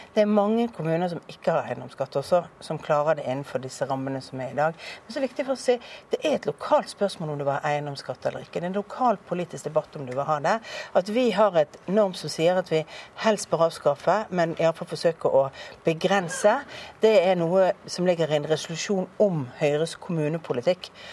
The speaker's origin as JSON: {"language": "Norwegian", "town": "Bergen", "region": "Vestland", "country": "Norway", "tie": "born or raised there"}